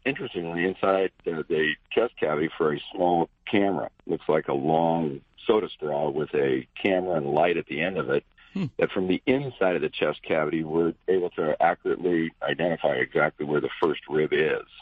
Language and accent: English; Cody, Wyoming, United States; moved away; I grew up outside a little town up uh, by Yellowstone Park called Cody, Wyoming